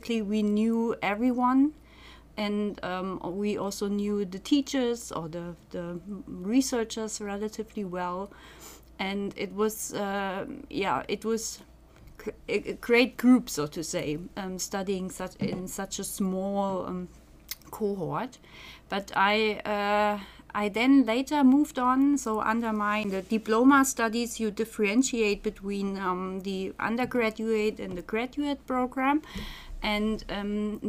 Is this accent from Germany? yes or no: yes; Germany; moved away as an adult; also born or lived in Göttingen; now in Groningen, Netherlands; I'm from Germany, so I studied psychology in Germany